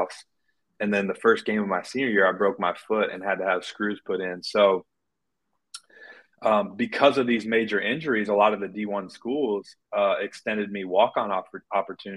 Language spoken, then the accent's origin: English; Iowa City, Iowa, United States; moved away as an adult; now in Omaha, United States; I grew up in Iowa City, Iowa